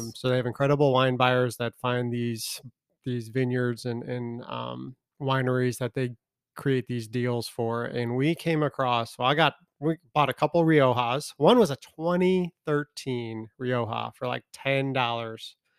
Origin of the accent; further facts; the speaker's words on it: Chicago, Illinois, United States; I grew up in Chicago, they call it the Windy City